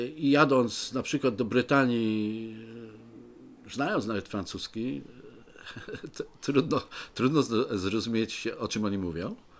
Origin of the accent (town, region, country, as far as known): Poznań, Greater Poland, Poland